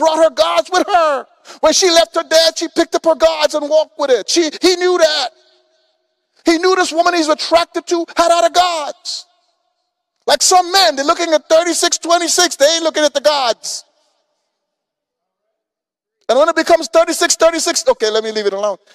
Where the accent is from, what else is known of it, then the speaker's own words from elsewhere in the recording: Guyana; now in Houston, United States; I came from from Guyana, South America.